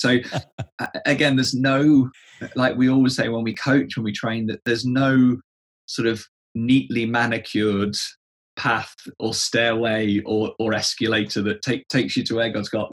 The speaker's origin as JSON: {"language": "English", "region": "England", "country": "United Kingdom", "said": "Being an Englishman"}